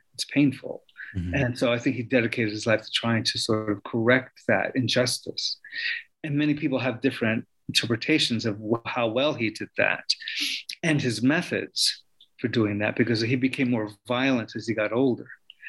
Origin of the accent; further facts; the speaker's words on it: New York, United States; But as a young Puerto Rican, you know, growing up in New York, he was a hero, as was the Cuban Revolution